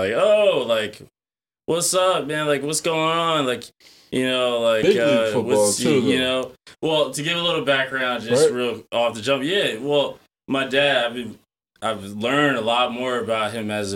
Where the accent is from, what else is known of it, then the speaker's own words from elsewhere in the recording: Westfield, New Jersey, United States; growing up in Westfield, New Jersey